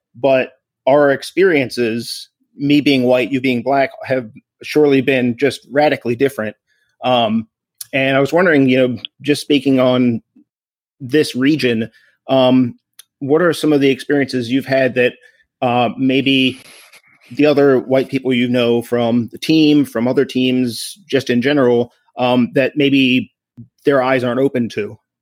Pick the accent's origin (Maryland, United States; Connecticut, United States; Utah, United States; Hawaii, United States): Maryland, United States; Crofton; i grew up in Crofton, which is geographically not far from Mitchellville at all.